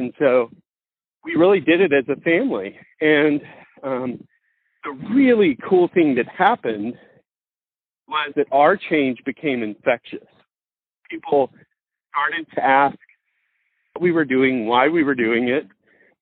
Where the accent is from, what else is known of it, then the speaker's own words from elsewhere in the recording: Mississippi, United States; growing up in Mississippi